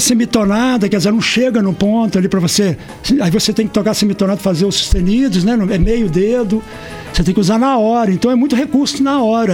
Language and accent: Portuguese; Conselheiro Lafaiete, Minas Gerais, Brazil; na minha cidade, eu sou de Conselheiro Lafayette, Minas Gerais